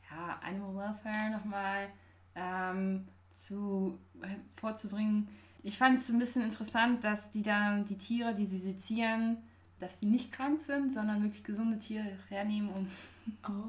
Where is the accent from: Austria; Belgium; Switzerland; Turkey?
Belgium; moved away as an adult; now in Munich, Germany; Meine Mutter arbeitet bei der EU. Ähm, ich bin in Belgien aufgewachsen und das hat mir immer schon so Spaß gemacht, auf Englisch zu reden. Und dann, als ich nach München kam fürs Studium